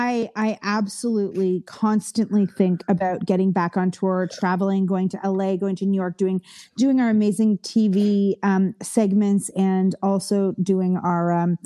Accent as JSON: {"language": "English", "country": "Canada", "moved": "yes", "lives_now": "United States", "said": "I'm Canadian. So the only way that I can, legally work in the US is to have an O-1 visa."}